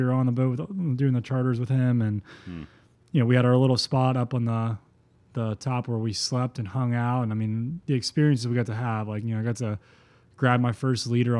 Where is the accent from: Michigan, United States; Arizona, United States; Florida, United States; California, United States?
Florida, United States; Yeah, man. It was super incredible. We live on a 2x4 mile island, so if you don't have access to the water